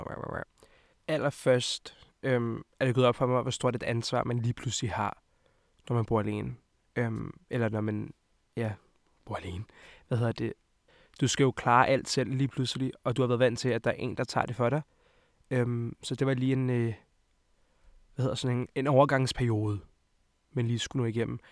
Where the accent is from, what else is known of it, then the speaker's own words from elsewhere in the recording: Hvidovre, Capital Region of Denmark, Denmark; also born or lived in Montenegro; Jeg kommer fra Montenegro af og fra Hvidovre af